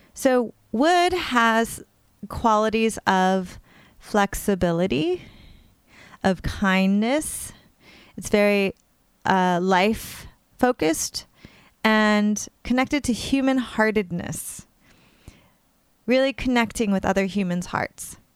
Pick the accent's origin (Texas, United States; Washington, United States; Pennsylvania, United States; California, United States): California, United States; now in New York, United States; I grew up in California and I now live on the other coast in New York, literally along the East River